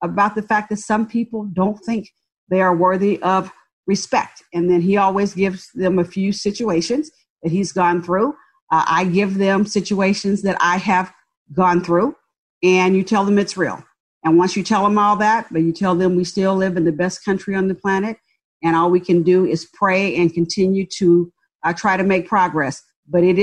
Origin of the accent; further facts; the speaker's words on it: San Francisco Bay Area, California, United States; also born or lived in Birmingham, Alabama; moved to the San Francisco Bay Area and grew up in a public housing project